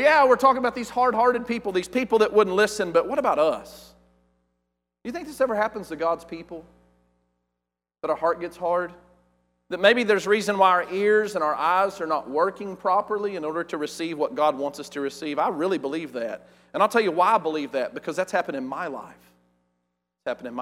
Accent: West Texas, United States; I'm from West Texas and we're uneducated

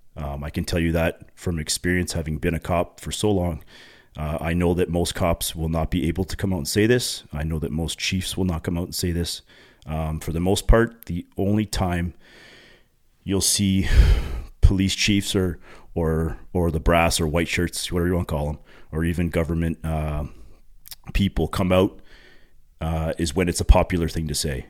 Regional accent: Pickering, Ontario, Canada; now in Uxbridge, Canada; two parents actually from Pickering, Ontario, which is just east of Toronto. It's actually my hometown where I grew up.

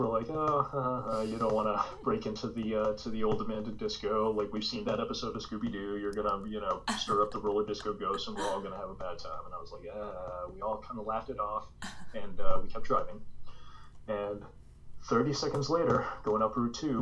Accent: Wellesley, Massachusetts, United States; I grew up in Wellesley, I went to high school there, graduated there, class of 2000

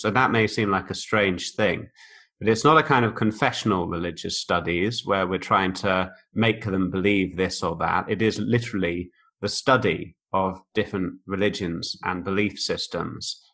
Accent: Oxford, South East England, United Kingdom; moved away as an adult; also born or lived in Bicester, Oxfordshire / Liverpool / East Germany; now in Germany; was born on a farm near a village called Ardley, near a town called Bicester, uh, near Oxford, about 20 miles from Oxford. But I went to school in right in the centre of Oxford. So that was, I kind of say I'm from Oxford.

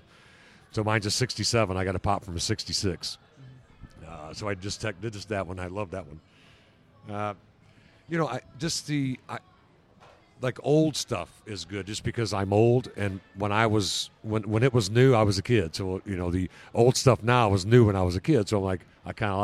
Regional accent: Belleville, Illinois, United States; moved away as an adult; also born or lived in East St. Louis, Illinois; now in St. Louis, United States; Was born East St. Louis, Illinois, raised in Belleville, and moved to St. Louis back in 92 or so

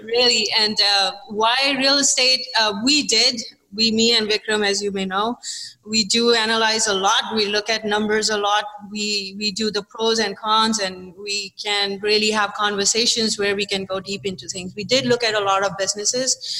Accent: India; moved away as an adult; also born or lived in London; now in United States; I was born in India. I, uh, you know, I was raised in a in a business class in India

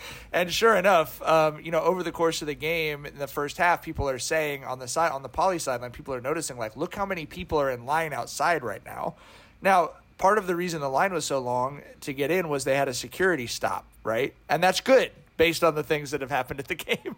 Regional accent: Long Beach, California, United States; I grew up in Long Beach in the 90s.

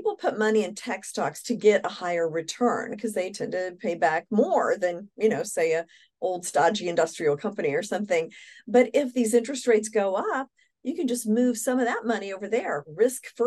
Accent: Kokomo, Indiana, United States; my hometown in Kokomo, Indiana

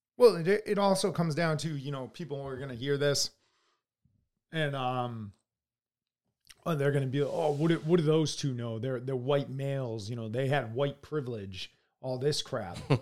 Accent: United States

